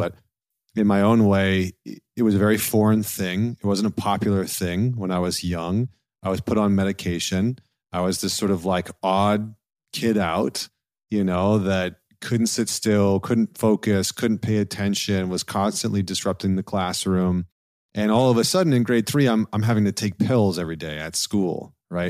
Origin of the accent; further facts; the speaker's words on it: Canada; I'm a Canadian